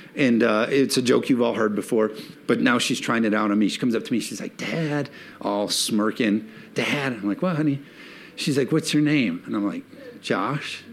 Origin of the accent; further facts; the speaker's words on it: United States; as Americans